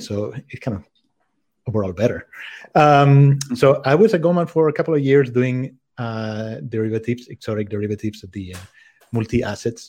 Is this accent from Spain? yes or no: yes; Spain; moved away as an adult; also born or lived in France / Czech Republic / United States / London; I grew up in Spain, but I have lived in five different countries.